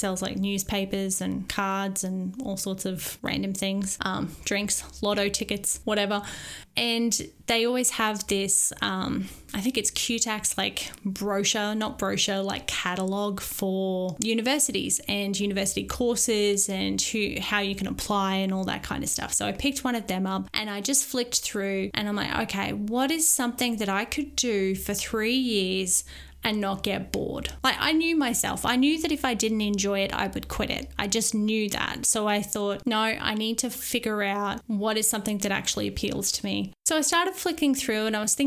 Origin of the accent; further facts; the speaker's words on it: Maryborough, Australia; moved away; my hometown of Maryborough